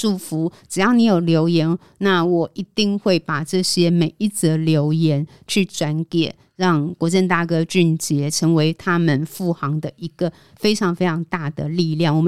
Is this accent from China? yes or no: no; Taiwan; 我对一个都市出生长大的孩子来说，这样的旅程是真的充满了感动。就是出到海上，回望整个台湾那样的经验